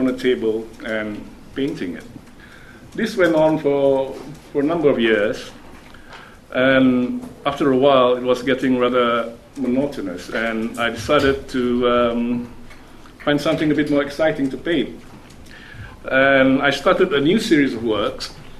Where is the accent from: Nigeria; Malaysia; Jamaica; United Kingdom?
Malaysia; I come from Malaysia